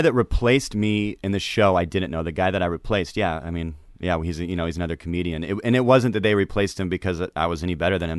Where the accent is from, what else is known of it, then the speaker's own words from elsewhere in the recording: Seattle, Washington, United States; I'm from Seattle